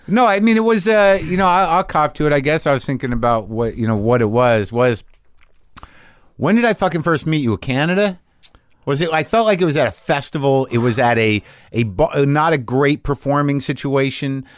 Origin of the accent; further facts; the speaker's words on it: New Mexico, United States; moved away; I lived in New Mexico